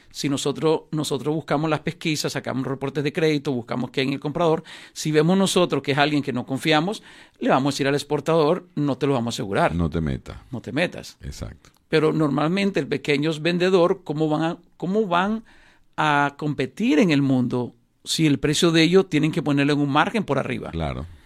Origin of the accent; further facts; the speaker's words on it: Nicaragua; Yo soy nicaragüense y lástima, no he hecho nunca un negocio